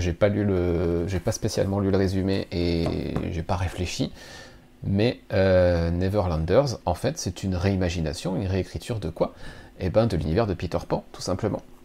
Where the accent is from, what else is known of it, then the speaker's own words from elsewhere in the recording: France; chez nous en France